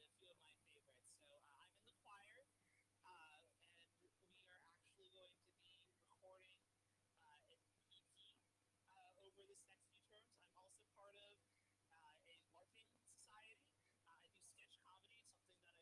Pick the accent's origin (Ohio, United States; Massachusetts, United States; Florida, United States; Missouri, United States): Massachusetts, United States; Concord; I was born in Concord, Massachusetts